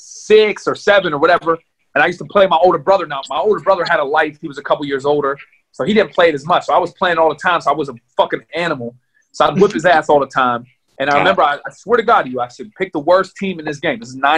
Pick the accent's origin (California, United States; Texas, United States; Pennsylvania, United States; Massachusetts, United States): Pennsylvania, United States; Pittsburgh; born or raised there